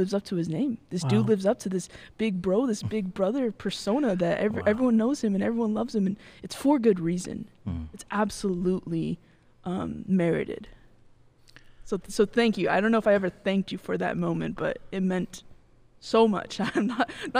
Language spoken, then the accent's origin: English; Bakersfield, California, United States; moved away; I'm from Bakersfield